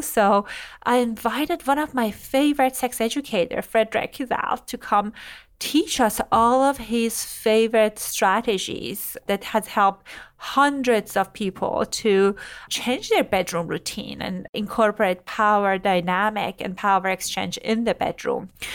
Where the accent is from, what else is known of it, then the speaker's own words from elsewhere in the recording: Iran; moved away; I grew up in Iran during religious kind of like government governing and all